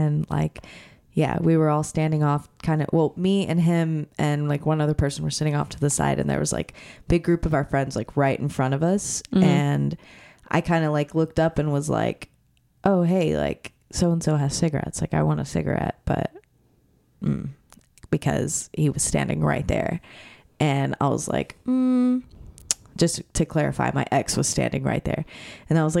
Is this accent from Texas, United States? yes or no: yes; small town near Corpus Christi, Texas, United States; I grew up in a town of like 2,000 people